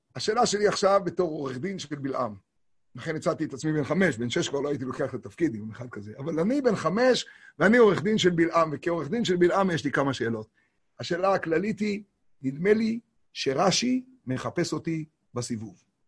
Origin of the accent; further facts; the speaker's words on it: Tiberias, Northern District, Israel; קוראים לזה אצלנו בטבריה